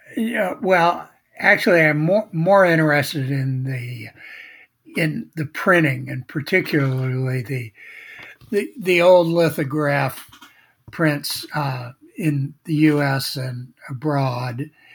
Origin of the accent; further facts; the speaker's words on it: Cincinnati, Ohio, United States; now in Florida, United States; I grew up in Cincinnati, Ohio. So that makes me like most Floridians. I'm from Ohio